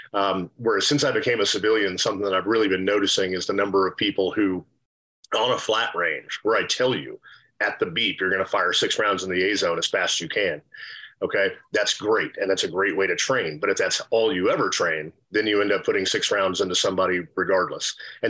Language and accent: English; Texas, United States; Similar to Kurt, I'm a former 18 series guy. I was born and raised in Texas.